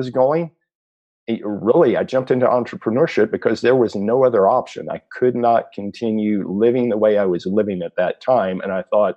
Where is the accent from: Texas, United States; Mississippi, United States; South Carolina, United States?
Texas, United States; South; I grew up in South Texas